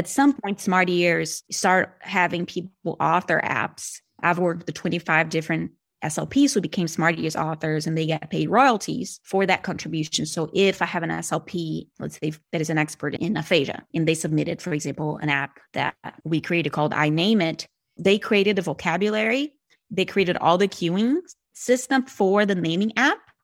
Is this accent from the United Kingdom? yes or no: no; Brazil; accent: Brazilian; first language Portuguese; English is a second language; moved away as an adult; I'm originally from Brazilian.